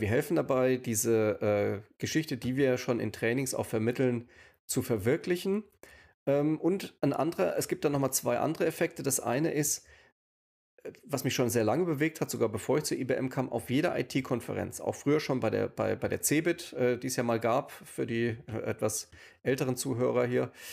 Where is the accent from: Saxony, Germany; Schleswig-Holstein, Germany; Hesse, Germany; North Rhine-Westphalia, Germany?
Hesse, Germany; Rheingau; now in Düsseldorf, Germany; Ich bin wohnhaft in Düsseldorf. Ursprünglich komme ich aus dem Hessischen, aus dem Rheingau